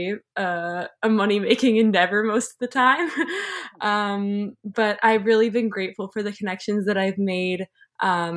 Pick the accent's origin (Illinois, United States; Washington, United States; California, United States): Illinois, United States; Chicago; moved away as an adult; also born or lived in Israel; now in Montreal, Canada; I'm originally from the suburbs of Chicago, which is actually where I'm calling in from right now. well, you know, family originally from other places, but that's where I grew up, is the area around Chicago.